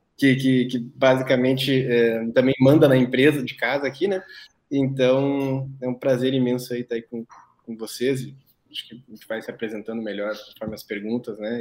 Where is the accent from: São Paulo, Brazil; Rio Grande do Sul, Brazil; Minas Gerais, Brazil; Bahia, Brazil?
Rio Grande do Sul, Brazil; Cachoeirinha; moved away as an adult; also born or lived in Porto Alegre / Passo Fundo; eu sou natural daqui de Porto Alegre, de Cachoeirinha, na verdade, eu morei a vida toda, mas sou natural de Porto Alegre